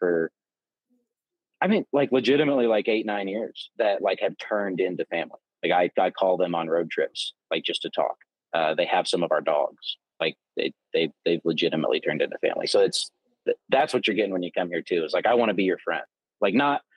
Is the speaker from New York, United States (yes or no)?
no; Southern Illinois, United States; moved away; also born or lived in Texas / Oklahoma; I grew up in Southern Illinois